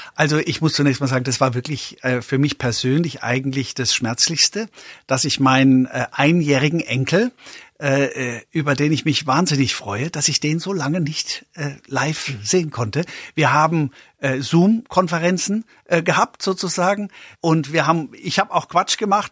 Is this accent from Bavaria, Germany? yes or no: yes; Coburg, Bavaria, Germany; also born or lived in Memmingen, Swabia; now in Upper Bavaria, Germany; Ich bin in Schwaben geboren, in Memmingen geboren, in Oberfranken, in Coburg aufgewachsen